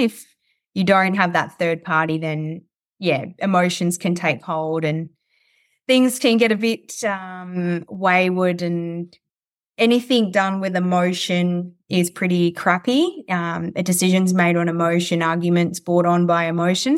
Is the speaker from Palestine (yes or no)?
no; Coober Pedy, South Australia, Australia; also born or lived in Clare Valley / Adelaide; I spent most of my childhood on sheep stations out near Cooper Pedy in South Australia